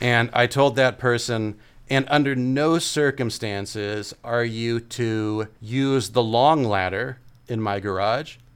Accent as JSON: {"language": "English", "region": "California", "country": "United States", "said": "how much of a California guy I am"}